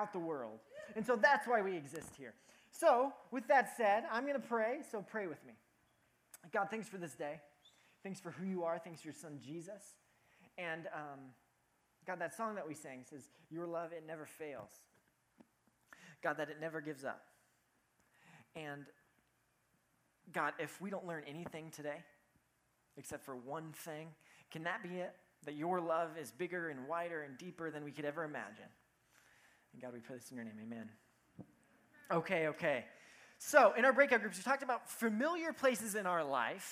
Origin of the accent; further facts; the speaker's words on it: Cody, Wyoming, United States; moved away as an adult; my hometown is called Cody, Wyoming. And I lived there for 18 years of my life.